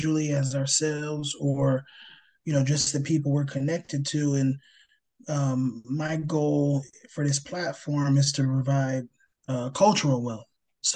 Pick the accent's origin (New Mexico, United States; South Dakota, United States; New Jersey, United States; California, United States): New Jersey, United States; I grew up in New Jersey